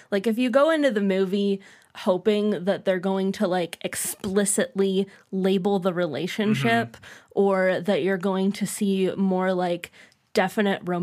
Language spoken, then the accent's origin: English; Canada; As a Canadian, I usually have zero draw to these American nostalgia period films.